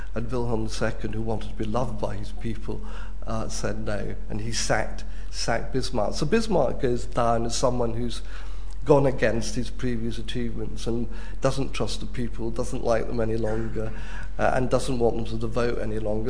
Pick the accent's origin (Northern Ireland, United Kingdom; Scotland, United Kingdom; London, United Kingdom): Scotland, United Kingdom; as a Scot